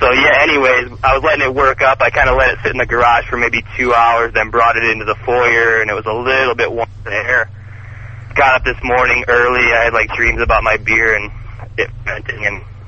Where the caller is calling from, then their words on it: Indiana, United States; I'm calling from Indiana, and it's a little cold here right now.